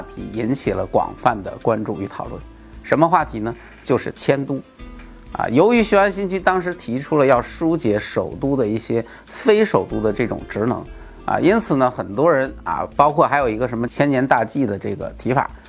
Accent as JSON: {"language": "Chinese", "country": "China", "said": "而且在我们中国"}